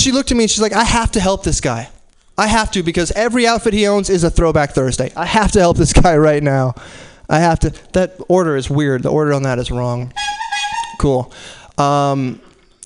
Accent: Arizona, United States; now in San Francisco, United States; I'm from Arizona. That place is awful

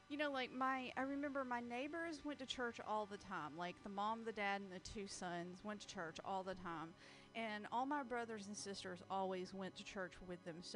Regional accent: the South, United States; born or raised there

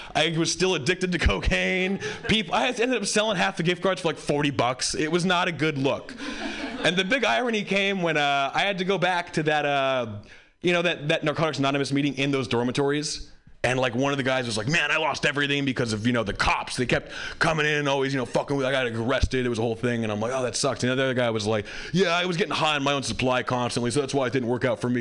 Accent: Hawaii, United States; I grew up white in Hawaii.

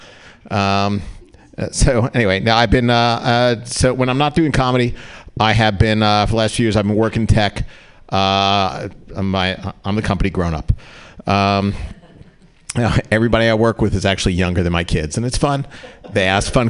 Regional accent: New Jersey, United States; now in California, United States; I grew up in New Jersey

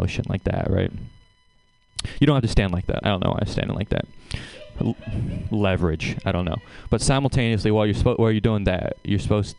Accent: Seattle, Washington, United States; I'm from Seattle

